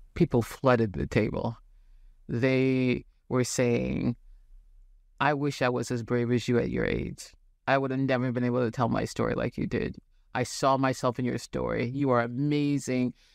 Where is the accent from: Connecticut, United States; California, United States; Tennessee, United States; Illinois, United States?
California, United States; Santa Rosa; moved away as an adult; now in Portland, United States; I was born in Santa Rosa, California, in Northern California